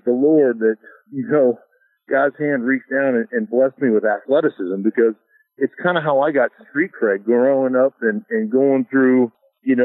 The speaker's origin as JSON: {"language": "English", "town": "Anchorage", "region": "Alaska", "country": "United States", "tie": "born or raised there", "also_born_or_lived": "Idaho", "moved": "as an adult", "said": "I grew up in Alaska"}